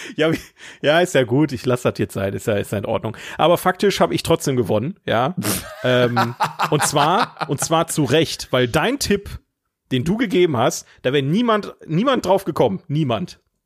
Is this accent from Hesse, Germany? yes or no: no; Oberhausen, North Rhine-Westphalia, Germany; in Oberhausen gelebt, wo ich herkomme.